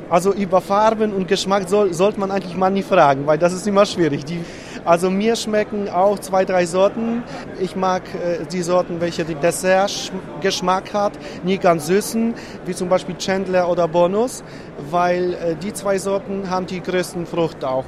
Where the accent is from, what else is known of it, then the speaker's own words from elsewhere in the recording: Łódź, Łódź Voivodeship, Poland; German is a second language; Wir kommen aus zentraler Stadt aus Polen, aus Lodz